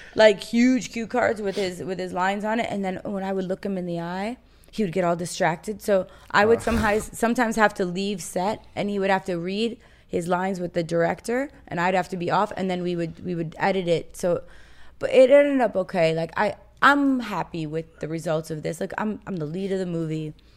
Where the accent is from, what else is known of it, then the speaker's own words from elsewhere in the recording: Los Angeles, California, United States; I am from Los Angeles, California